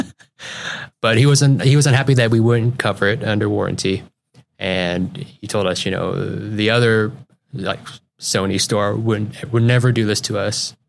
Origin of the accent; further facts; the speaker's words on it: Juneau, Alaska, United States; also born or lived in South Everett, Washington / Connecticut; now in Seattle area, United States; I, uh, grew up in Juneau, Alaska